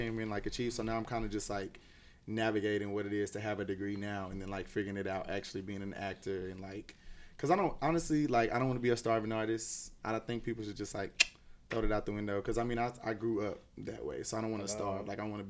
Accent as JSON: {"language": "English", "town": "Waco", "region": "Texas", "country": "United States", "said": "I'm from Waco, Texas."}